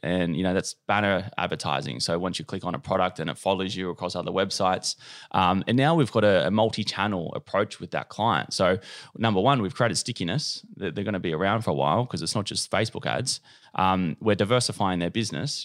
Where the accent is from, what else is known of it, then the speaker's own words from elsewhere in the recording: Cronulla, New South Wales, Australia; now in Bondi, Australia; I'm from Cronulla.